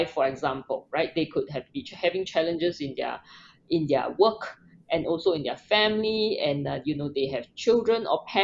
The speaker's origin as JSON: {"language": "English", "country": "Singapore", "tie": "born or raised there", "said": "I was born in Singapore. I grew up in Singapore, which is a tropical country with no snow."}